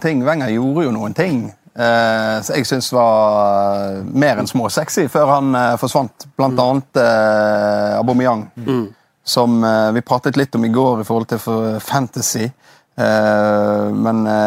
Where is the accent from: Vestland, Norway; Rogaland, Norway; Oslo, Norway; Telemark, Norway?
Vestland, Norway; Bergen; also born or lived in Osterøy / Nordhordland; Jeg er oppvokst i Loddefjord. Og det er jo eh, drabantby og asfaltjungel eh, ti minutter utenfor Bergen sentrum.